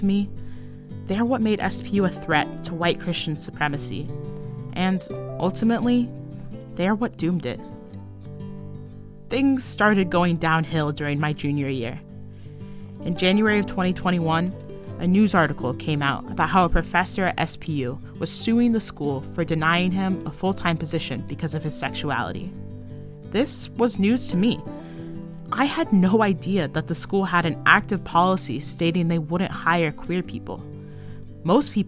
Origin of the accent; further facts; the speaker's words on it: central Kansas, United States; I grew up in the Heartland, in a mid-sized town in central Kansas